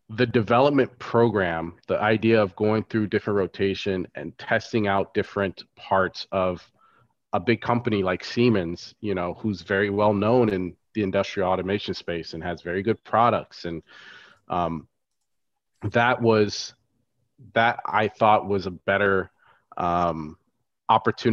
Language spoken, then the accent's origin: English; Florida, United States; also born or lived in Chicago; I grew up in Florida.